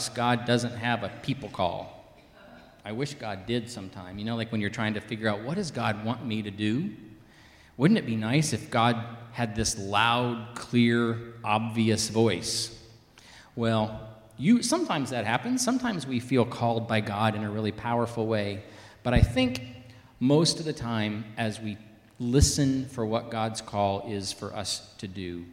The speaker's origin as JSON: {"language": "English", "region": "the South", "country": "United States", "tie": "born or raised there", "accent": "Southern", "said": "I grew up in the South, where most people talk like this, and I actually think it's a real charming accent"}